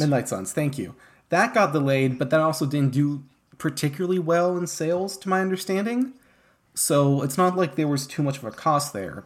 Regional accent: France; I grew up in France

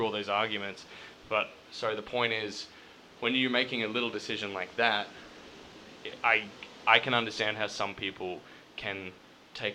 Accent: Queensland, Australia; moved away; We're all from Queensland.

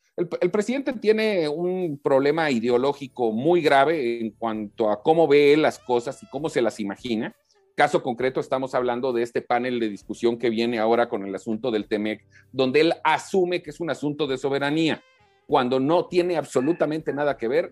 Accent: Quintana Roo, Mexico; en mi tierra, en Quintana Roo

